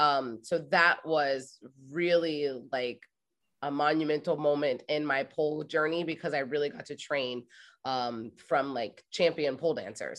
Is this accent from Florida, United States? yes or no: no; Ohio, United States; And I moved to New York City from Ohio. Like I graduated from Ohio State.